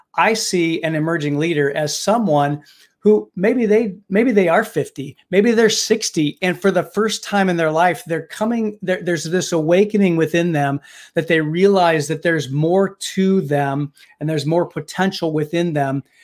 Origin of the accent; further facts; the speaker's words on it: Indiana, United States; now in Pittsburgh, United States; I actually was born and raised in Indiana